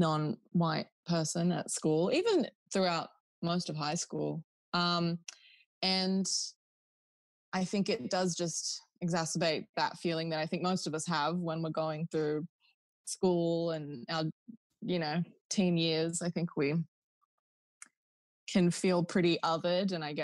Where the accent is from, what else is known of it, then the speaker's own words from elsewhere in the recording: Newcastle, New South Wales, Australia; we're from Newcastle and we live like close to the beach. It's like a very beachy place.